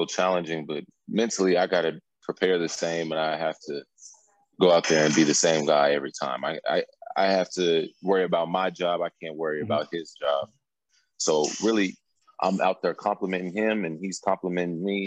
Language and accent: English; Topeka, Kansas, United States; moved away as an adult; also born or lived in Coffeyville, Kansas / Alabama / Louisiana; now in Wroclaw, Poland; I'm from Topeka, Kansas